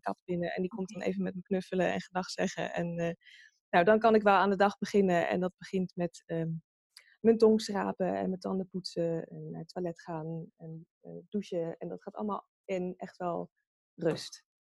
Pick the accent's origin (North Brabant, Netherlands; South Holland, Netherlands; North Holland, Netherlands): South Holland, Netherlands; Pijnakker; now in The Hague, Netherlands; In eh, een dorpje en dat heet Pijnakker en dat ligt bij eh, Delft.